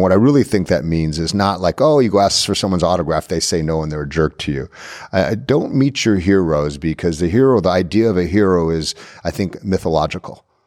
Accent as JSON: {"language": "English", "area": "Orange County", "region": "California", "country": "United States", "tie": "born or raised there", "also_born_or_lived": "Japan / Hollywood", "said": "I lived in Orange County, a predominantly white area, and kids used to tease me"}